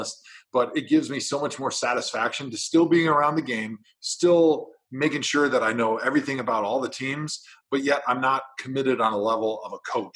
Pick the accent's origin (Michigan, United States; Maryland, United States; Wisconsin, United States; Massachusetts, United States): Wisconsin, United States; moved away as an adult; also born or lived in Cleveland, Ohio; I grew up in Wisconsin, went to Wisconsin. So this was going to be my first foray into moving outside of the state of Wisconsin